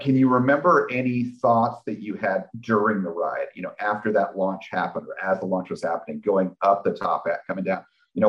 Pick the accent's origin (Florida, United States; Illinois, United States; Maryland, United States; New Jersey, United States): New Jersey, United States; I'm from New Jersey.